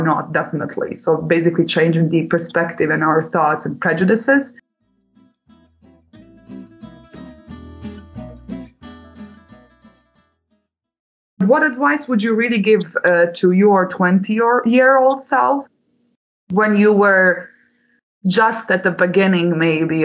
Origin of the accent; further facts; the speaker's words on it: Bosnia & Herzegovina; since I'm coming from Bosnia-Herzegovina